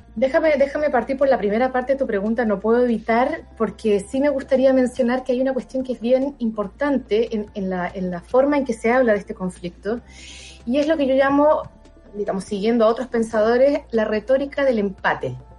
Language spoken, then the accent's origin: Spanish; Chile; como chilena, habiendo vivido en dictadura